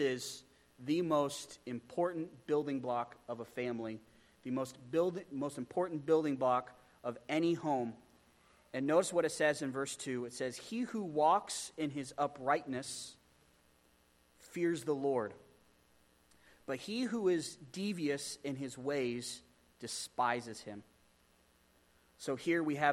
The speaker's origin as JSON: {"language": "English", "region": "Pennsylvania", "country": "United States", "tie": "born or raised there", "said": "I grew up in Pennsylvania"}